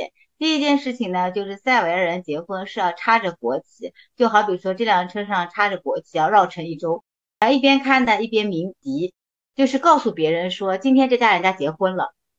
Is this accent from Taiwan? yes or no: no; Shanghai, China; first language Chinese; 一场是在乡下，因为我是本地人。